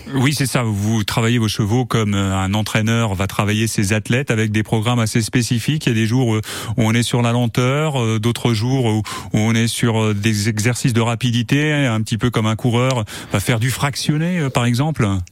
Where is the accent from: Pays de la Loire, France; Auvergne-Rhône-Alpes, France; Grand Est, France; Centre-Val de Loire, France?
Pays de la Loire, France; Sarthe; chez nous dans la Sarthe